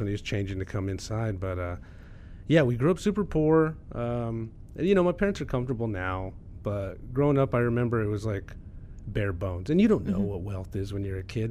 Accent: Garden City, Kansas, United States; I was born and raised in Southwest Kansas in a little town you guys are familiar mm-hmm. with called Garden City.

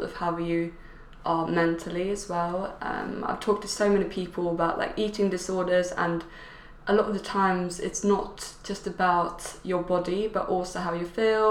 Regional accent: Sweden; now in United Kingdom; I grew up in Sweden

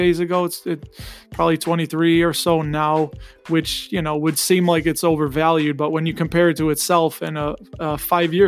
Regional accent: Chicago suburbs, Illinois, United States; born and raised in the Chicago suburbs. I think you can tell by my accent.

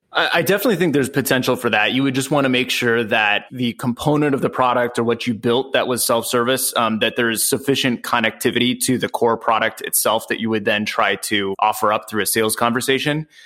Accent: San Diego, California, United States; I'm from San Diego, California

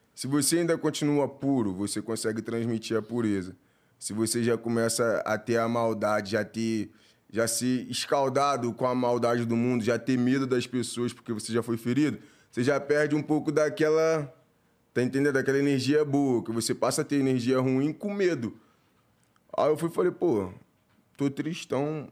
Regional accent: Rio de Janeiro, Brazil

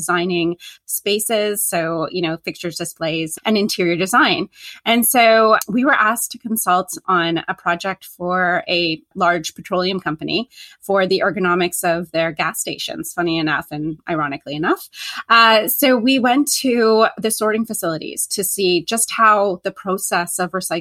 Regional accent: Canada; I am Canadian and I'm in Canada

